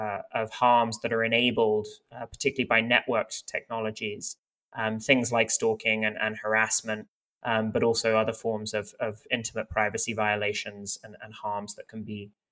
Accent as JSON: {"language": "English", "country": "France", "tie": "born or raised there", "also_born_or_lived": "United Kingdom", "lives_now": "United States", "said": "I'm kind of from all over the place. I was born in the United Kingdom, but I have family from Lebanon, and many of them live in France, where I also sort of partly grew up."}